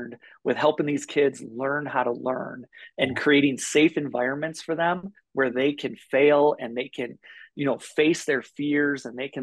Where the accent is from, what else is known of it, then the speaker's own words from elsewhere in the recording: Midwest, United States; now in Bozeman, United States; I grew up in the Midwest in flatlands